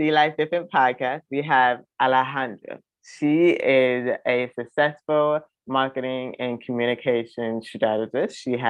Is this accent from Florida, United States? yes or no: yes; South Florida, United States; South Florida, my hometown